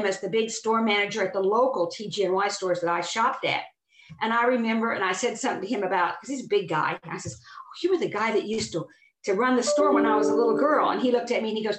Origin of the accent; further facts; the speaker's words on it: Oklahoma, United States; I'm from Oklahoma